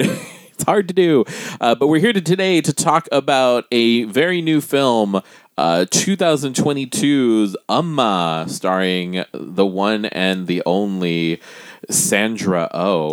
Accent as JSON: {"language": "English", "country": "Guam", "moved": "yes", "lives_now": "United States", "said": "I am a Pacific Islander person I am from Guam"}